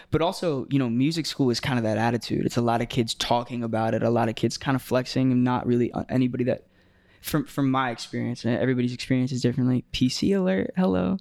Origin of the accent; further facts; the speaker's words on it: Tampa, Florida, United States; growing up in Tampa